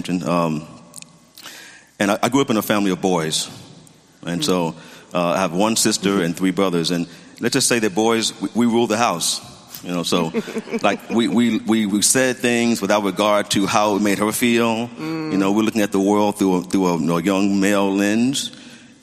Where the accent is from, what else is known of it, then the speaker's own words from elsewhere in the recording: Memphis, Tennessee, United States; moved away as an adult; now in Pasadena, United States; originally from Tennessee, from Memphis